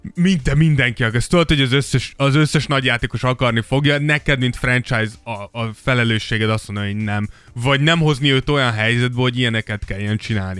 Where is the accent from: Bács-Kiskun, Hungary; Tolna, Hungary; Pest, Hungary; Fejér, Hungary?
Pest, Hungary; Szentendre; én Szent- Szentendrén nőttem fel